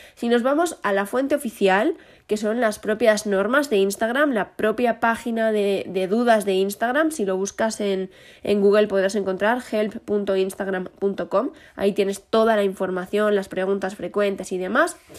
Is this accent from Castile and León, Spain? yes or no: yes; León, Castile and León, Spain; somos el León de España